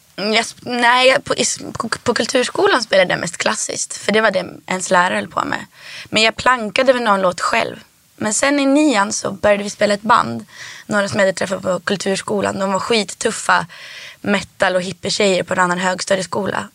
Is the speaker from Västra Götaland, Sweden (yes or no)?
no; Härnösand, Västernorrland County, Sweden; also born or lived in Rättvik, Dalarna; now in Stockholm, Sweden; först så växte jag upp i Rättvik i Dalarna